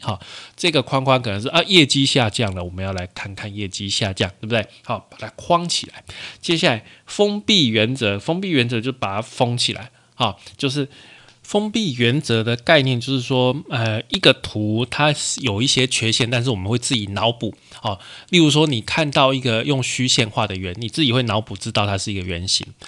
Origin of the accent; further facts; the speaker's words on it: Taiwan; 我们台湾的习惯看直条图啦